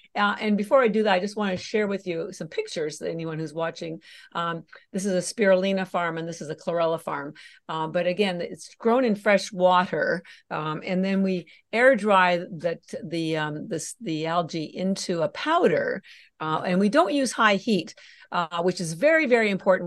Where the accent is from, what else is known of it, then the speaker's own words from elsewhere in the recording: Canada; moved away as an adult; now in Boston, United States; I'm actually Canadian, although I've lived in Boston for thirty-three years. And I mentioned the Canada part on, on, because all my education was done o, there